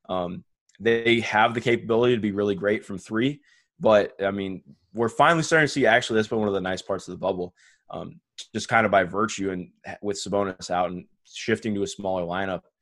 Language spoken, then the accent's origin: English; Ohio, United States; So I grew up in Ohio.